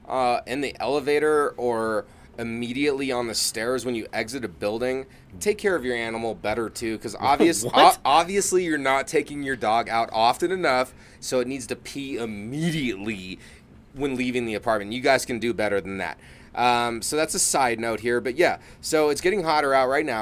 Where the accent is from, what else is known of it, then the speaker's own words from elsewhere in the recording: Denver, Colorado, United States; Look, I'm from the Denver area.